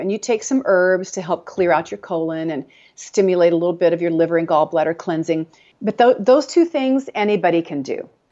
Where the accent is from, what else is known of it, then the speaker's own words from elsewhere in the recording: Texas, United States; I'm from Texas. We say cattywampus